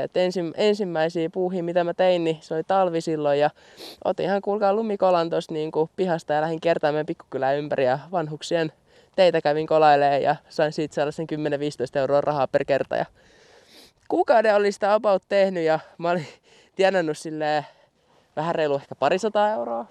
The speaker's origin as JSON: {"language": "Finnish", "town": "Pukkila", "region": "Uusimaa", "country": "Finland", "tie": "born or raised there", "said": "mun kotikylässä Pukkilassa"}